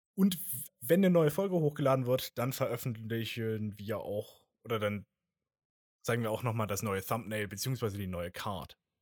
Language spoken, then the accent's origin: German; Germany; accent: German; mein deutscher Dialekt, äh, Akzent wieder